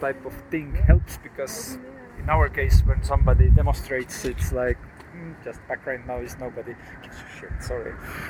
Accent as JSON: {"language": "English", "country": "Estonia", "said": "I'm from Estonia."}